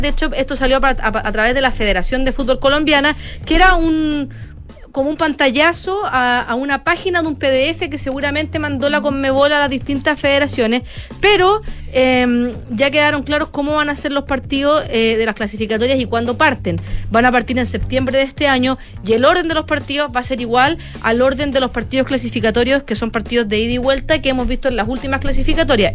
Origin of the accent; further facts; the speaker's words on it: Chile; siendo chilena